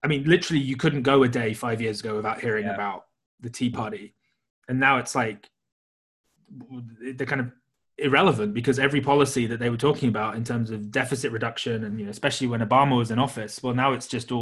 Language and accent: English; United Kingdom; being British